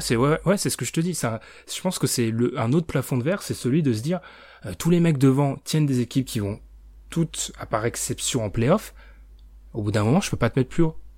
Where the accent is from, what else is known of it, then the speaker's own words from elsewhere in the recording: France; je suis français